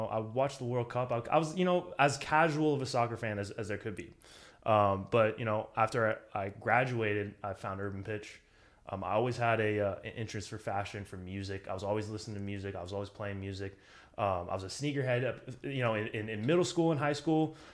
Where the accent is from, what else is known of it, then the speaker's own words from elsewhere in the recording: Los Angeles, California, United States; From people in LA, I say I'm from the Valley